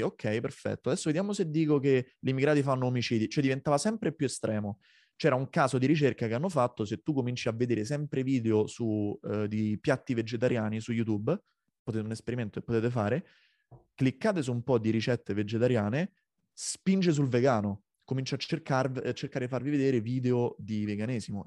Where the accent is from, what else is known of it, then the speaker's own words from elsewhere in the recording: Rome, Lazio, Italy; moved away as an adult; now in Copenhagen, Denmark; io nato nel 1991 a Roma